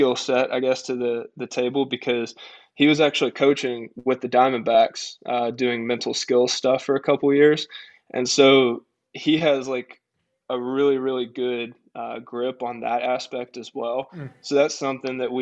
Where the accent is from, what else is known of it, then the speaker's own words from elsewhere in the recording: Tennessee, United States; moved away as an adult; now in Greenville, United States; I grew up in Tennessee